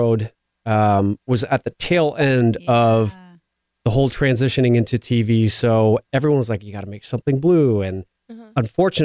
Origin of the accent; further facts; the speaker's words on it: Midwest, United States; also born or lived in Iowa; growing up in the Midwest where I come from